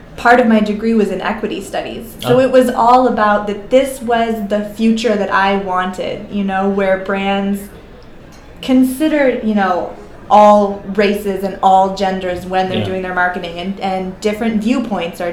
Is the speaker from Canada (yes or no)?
yes; Canada; now in United States; I'm Canadian